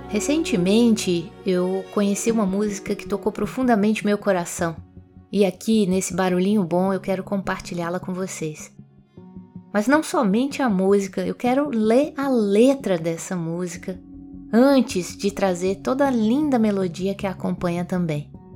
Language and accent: Portuguese; Minas Gerais, Brazil; E em Minas Gerais a gente tem muito o costume de dizer Dom Covim, Oncotô, Poncovô